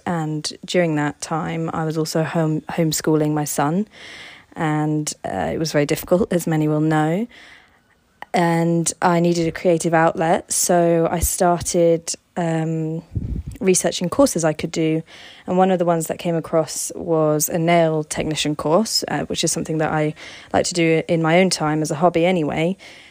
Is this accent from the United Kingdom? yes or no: yes; Hove, South East England, United Kingdom; I'm a designer and I'm from Hove.